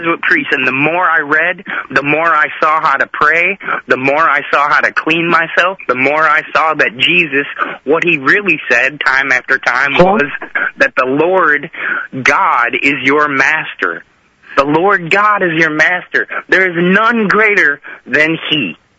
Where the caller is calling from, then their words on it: Nashville, Tennessee, United States; I'm calling from Nashville, Tennessee.